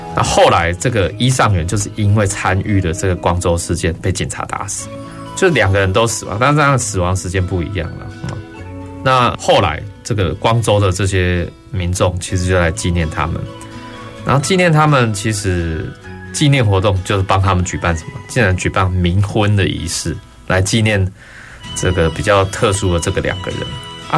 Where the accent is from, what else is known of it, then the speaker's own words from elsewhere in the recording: Taiwan; 我们台湾人